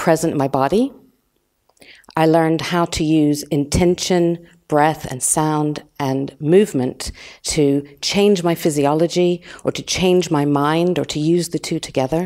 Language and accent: English; United States; moved away as an adult; now in London, United Kingdom; I'm American, and I just landed in London about 30, it was actually 31 years ago